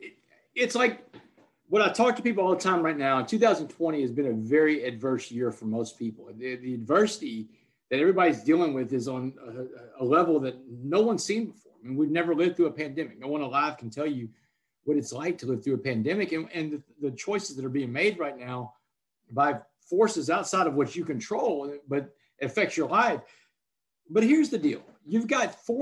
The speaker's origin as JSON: {"language": "English", "town": "Port Arthur", "region": "Texas", "country": "United States", "tie": "born or raised there", "said": "where I grew up in Port Arthur"}